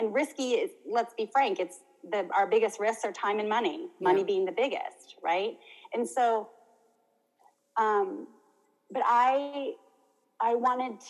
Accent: United States; I grew up in America with American, I mean, America's a big continent

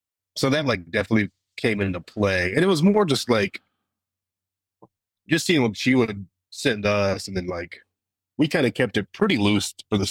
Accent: Little Rock, Arkansas, United States; me and Chip grew up in Little Rock

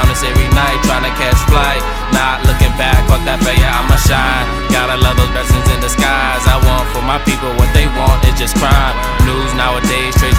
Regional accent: Broward County, Florida, United States; I'm just came from Broward

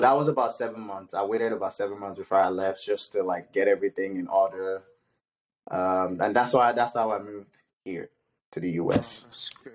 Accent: Ede, Osun, Nigeria; moved away; also born or lived in Ibadan, Oyo State, Nigeria; I grew up in Ede, Nigeria, Osun State

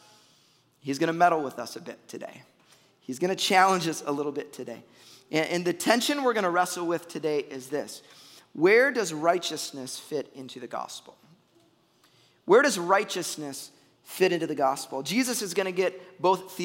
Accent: Chicago, Illinois, United States; moved away; I'm a Bears fan. I'm from Chicago.

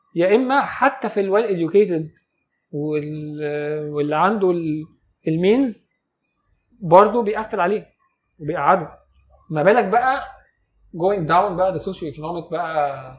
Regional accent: Egypt; انا مواطن مصري عادي

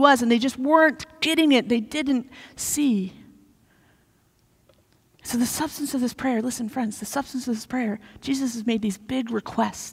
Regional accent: Missouri, United States; moved away; I grew up in Missouri

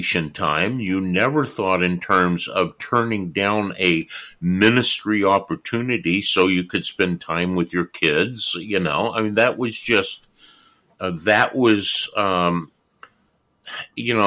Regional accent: California, United States; moved away as an adult; also born or lived in New York; I was born and raised in California.

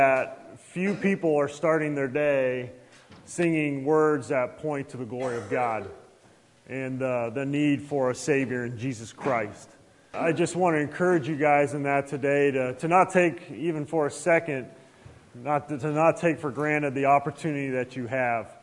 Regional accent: Youngstown, Ohio, United States; moved away as an adult; also born or lived in Nebraska; now in Omaha, United States; I grew up in Youngstown, Ohio

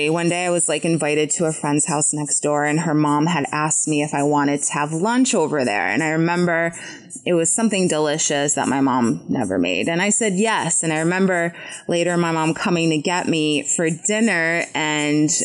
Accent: United States; English is a second language; also born or lived in Poland; we began the process of immigrating to the U.S.

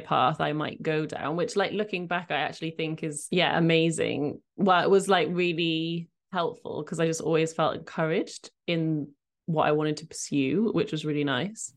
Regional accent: Cardiff, Wales, United Kingdom; I was born in Cardiff, so where I currently live.

